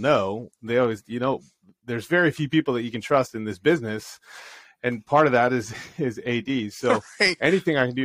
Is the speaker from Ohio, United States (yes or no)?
yes; Ohio, United States; also born or lived in North Carolina; I'm from Ohio